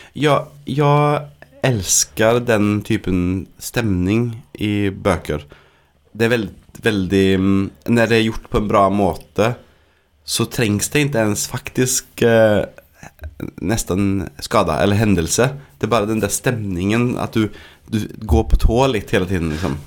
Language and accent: Norwegian; Sweden; Norwegian is a second language; moved away; jeg er svensk